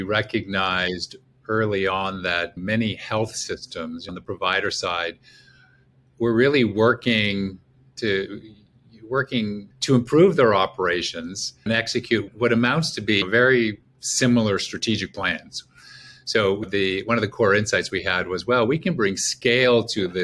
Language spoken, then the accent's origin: English; Montreal, Quebec, Canada; now in Chicago, United States; I'm Canadian, grew up in Montreal, and went to college in Eastern Canada